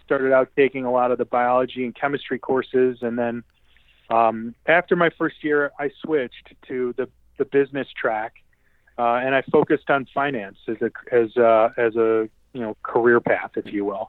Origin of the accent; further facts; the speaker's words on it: Westchester, Illinois, United States; I grew up in Westchester, Illinois